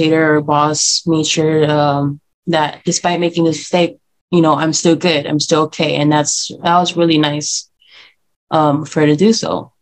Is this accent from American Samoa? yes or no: yes; Utulei/Tutuila East, Eastern District, American Samoa; I'm from Utuma East